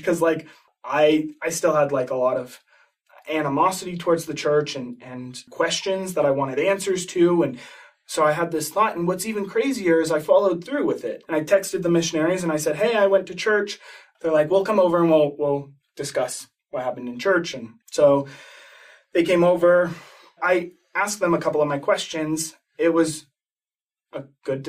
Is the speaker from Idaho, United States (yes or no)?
yes; Boise, Idaho, United States; I grew up in Boise, Idaho.